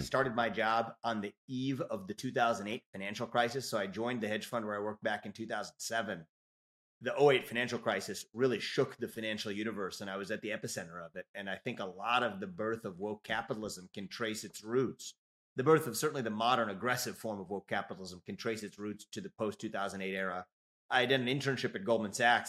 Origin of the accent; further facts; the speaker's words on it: Cincinnati, Ohio, United States; now in Columbus, United States; I was born and raised in Cincinnati, Ohio, and I don't live too far from there today in, in Columbus